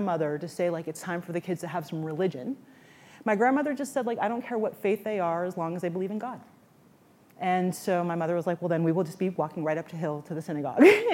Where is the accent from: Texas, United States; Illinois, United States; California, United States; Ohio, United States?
California, United States; San Francisco; I grew up in San Francisco, California